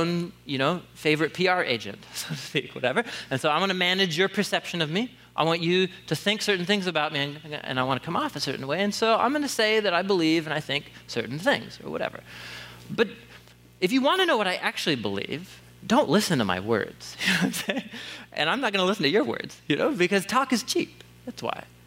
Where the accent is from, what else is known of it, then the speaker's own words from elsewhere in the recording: Portland, Oregon, United States; moved away as an adult; after moving back to Portland, so I was gone almost 10 years, and I grew up here in Southeast